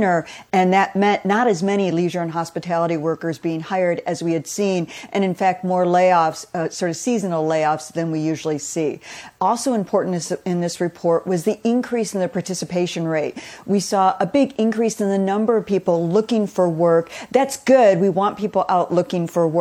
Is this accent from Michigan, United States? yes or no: yes; Detroit, Michigan, United States; I also remember the 70s growing up in Detroit